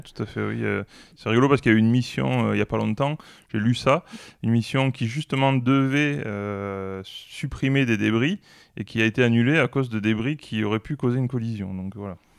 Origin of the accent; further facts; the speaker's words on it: Toulouse, Occitania, France; plutôt toulousain